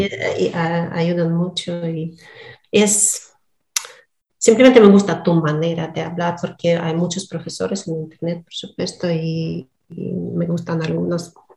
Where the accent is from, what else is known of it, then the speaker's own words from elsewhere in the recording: Donetsk, Donetsk Oblast, Ukraine; first language Russian; Spanish is a second language; moved away as an adult; also born or lived in Russia; hasta 20 años yo vivía en Donetsk es, Y mm, mi lengua materna es ruso.